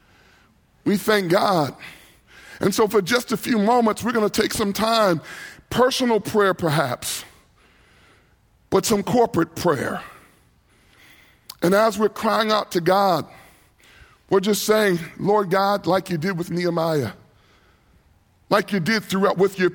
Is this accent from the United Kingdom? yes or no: no; New York City, New York, United States; I grew up in New York City